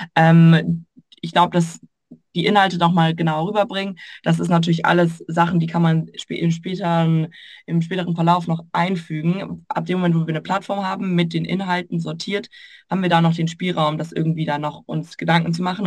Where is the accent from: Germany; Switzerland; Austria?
Germany; Würzburg, Bavaria; moved away; komme ursprünglich aus Würzburg